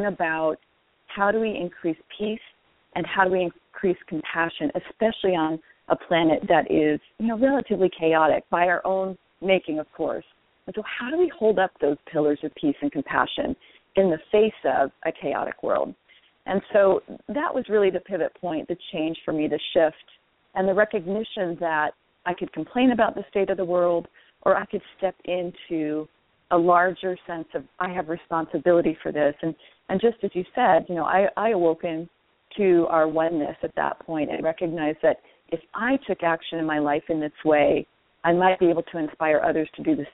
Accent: Washington, United States; my home state of Washington

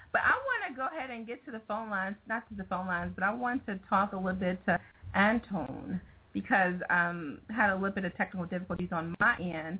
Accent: Chicago, Illinois, United States; I'm from Chicago.

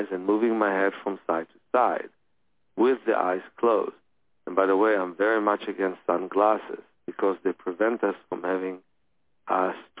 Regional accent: Ukraine; I was born in the Ukraine

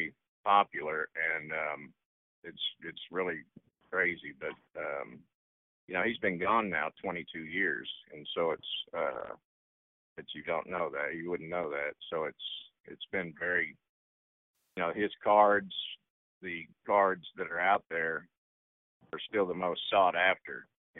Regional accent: Texas, United States; we're from Texas

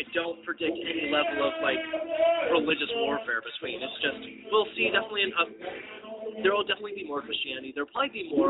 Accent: Temple City, California, United States; I grew up in Temple City.

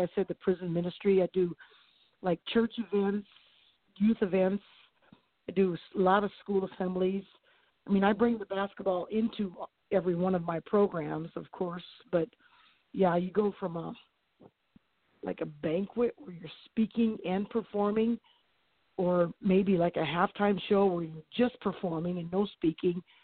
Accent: Jefferson, South Dakota, United States; now in Elkton, United States; I grew up in Jefferson, South Dakota, down by Sioux City, Iowa. But now I live in Elkton

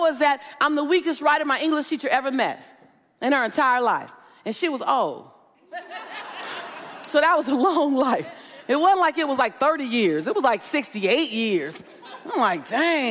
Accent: Los Angeles, California, United States; I'm from South Central LA.

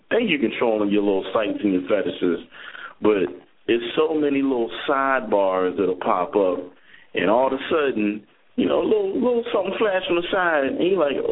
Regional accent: Philadelphia, Pennsylvania, United States; I'm from Philly

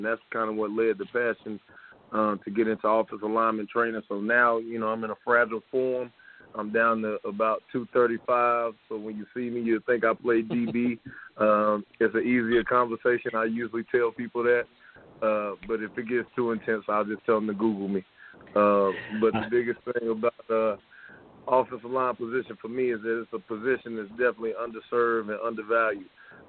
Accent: Charlotte, North Carolina, United States; I am from the Charlotte area. I went to school in West Mecklenburg High School, graduated from there

